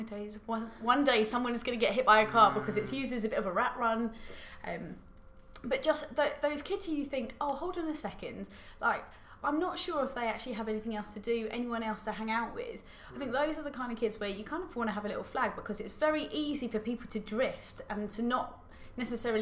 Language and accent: English; Tunbridge Wells, South East England, United Kingdom; I grew up in Tunbridge Wells